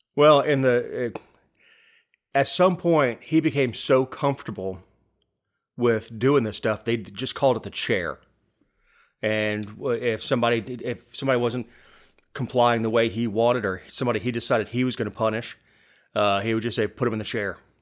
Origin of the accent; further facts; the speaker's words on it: Florida, United States; moved away as an adult; now in Georgia, United States; I'm from Florida.